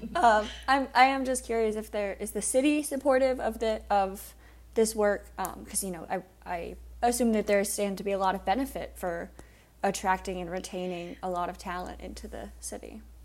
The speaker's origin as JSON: {"language": "English", "town": "Suffolk", "region": "Virginia", "country": "United States", "said": "I am from Suffolk, which is the peanut capital of the world"}